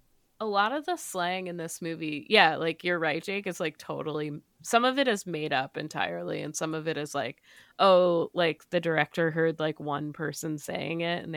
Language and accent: English; Connecticut, United States; I grew up in Fairfield County, so fully my the world I grew up in.